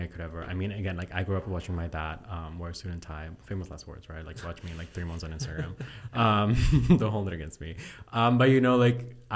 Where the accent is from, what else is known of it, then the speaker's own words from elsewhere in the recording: Bolivia; moved away; my dad lives in Bolivia. Like, I'm from Bolivia. So, mm-hmm. my dad still lives back home.